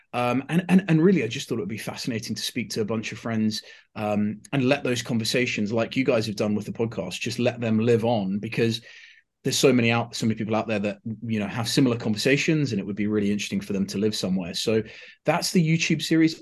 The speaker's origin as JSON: {"language": "English", "country": "United Kingdom"}